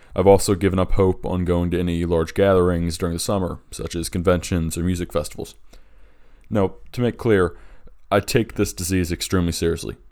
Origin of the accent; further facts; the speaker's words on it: Delaware, United States; in my home state of Delaware